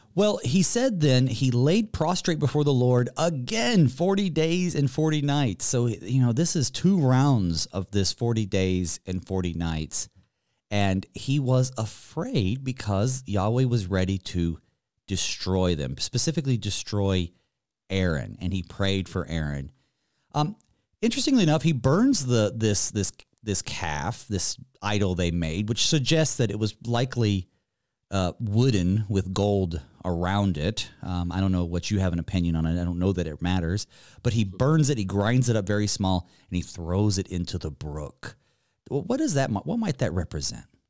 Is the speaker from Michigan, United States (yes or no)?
no; Western North Carolina, United States; growing up in Western North Carolina